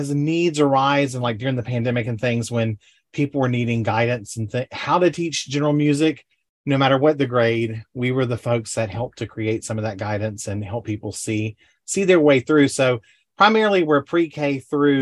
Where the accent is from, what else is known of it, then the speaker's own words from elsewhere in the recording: Panama City, Florida, United States; I grew up in Panama City, Florida.